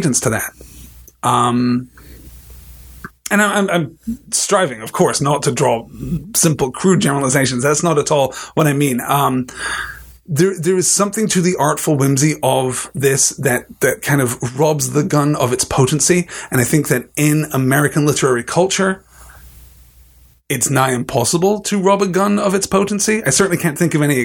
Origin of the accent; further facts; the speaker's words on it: United Kingdom; as a British person